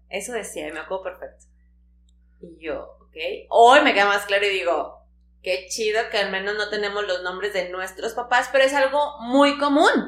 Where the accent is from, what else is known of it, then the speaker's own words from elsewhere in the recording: Tampico, Tamaulipas, Mexico; en Tampico, nosotros somos de Tampico